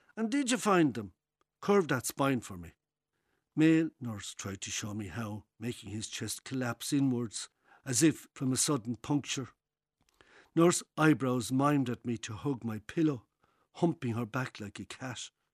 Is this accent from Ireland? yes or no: yes; Tipperary, Ireland; moved away; Originally, Tipperary